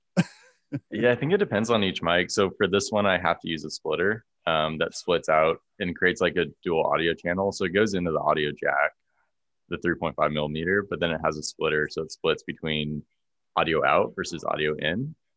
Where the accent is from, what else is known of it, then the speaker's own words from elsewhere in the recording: Orange County, California, United States; moved away as an adult; also born or lived in Santa Barbara, California / San Francisco, California; now in Boulder, United States; i'm from california yeah so i grew up in orange county